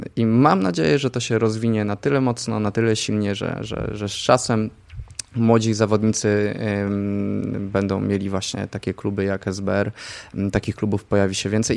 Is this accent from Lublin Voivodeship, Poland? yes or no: yes; Zamość, Lublin Voivodeship, Poland; Zamościa, skąd pochodzę, była była, była taka sekcja kolarska, ja w tej sekcji uczestniczyłem